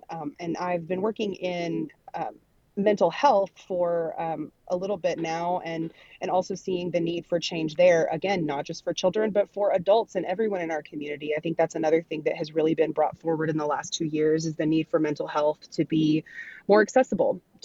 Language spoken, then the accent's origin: English; Arkansas, United States; here in my home state of Arkansas